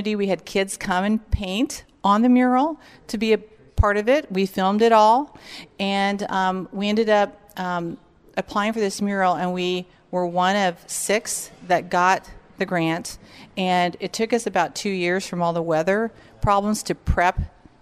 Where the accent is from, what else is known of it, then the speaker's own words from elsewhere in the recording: Hiawatha, Kansas, United States; also born or lived in Omaha, Nebraska; I'm from Hiawatha, Kansas